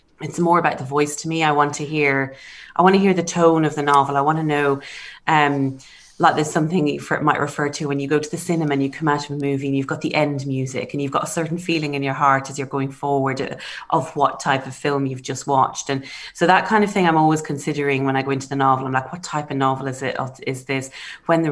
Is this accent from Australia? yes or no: no; Ireland; now in Oxford, United Kingdom; being Irish